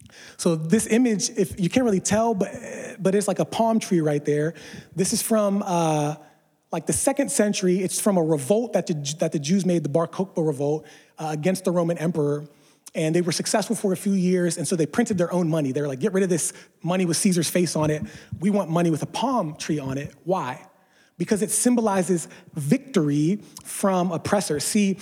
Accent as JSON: {"language": "English", "region": "East Coast", "country": "United States", "tie": "born or raised there", "said": "I didn't grow up in California with palm trees all around. I grew up on the East Coast."}